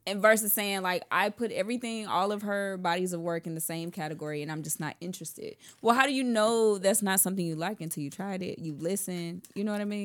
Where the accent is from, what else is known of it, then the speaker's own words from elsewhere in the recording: Houston, Texas, United States; I'm from the South, the real South Texas